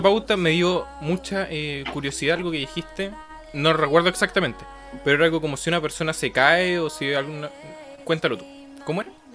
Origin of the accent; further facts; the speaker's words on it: Coquimbo, Chile; nosotros somos de Coquimbo